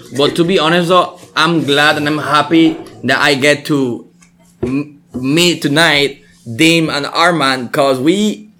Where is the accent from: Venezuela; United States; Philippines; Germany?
Philippines; We family. Latinos. I'm Filipino. But the Spanish man.